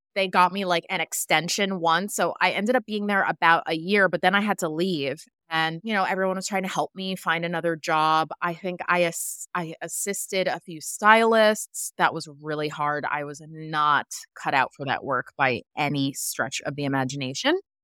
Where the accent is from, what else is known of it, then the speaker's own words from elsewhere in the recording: Westchester, New York, United States; I grew up in Westchester and I'm an hour outside the city